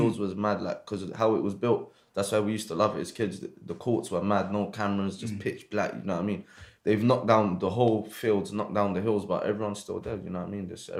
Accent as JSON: {"language": "English", "region": "London", "country": "United Kingdom", "tie": "born or raised there", "also_born_or_lived": "Paddington / Morocco", "said": "But I was raised in Brixton, yeah. So I was born there."}